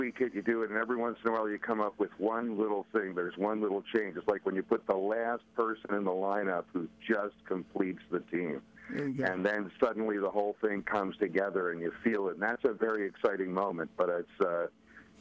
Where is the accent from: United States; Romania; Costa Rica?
United States; Scotch Plains, New Jersey; moved away as an adult; also born or lived in Philadelphia, Pennsylvania; I grew up in Scotch Plains, New Jersey. But, my whole mother's side of the family is a longtime Philly resident. So I spent about half my childhood in Philly as well.